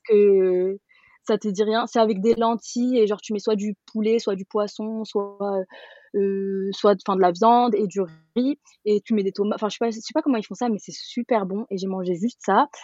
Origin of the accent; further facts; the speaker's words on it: Paris, Île-de-France, France; j'ai 27 ans et je viens de Paris